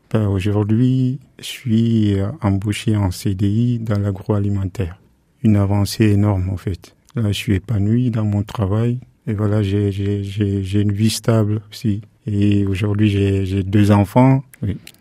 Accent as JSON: {"language": "French", "country": "Guinea", "also_born_or_lived": "Dakar, Senegal / Morocco / Spain / Paris, France", "moved": "as an adult", "lives_now": "Le Mans, France", "said": "je suis parti de la Guinée-Conakry, de la Guinée pour le Sénégal."}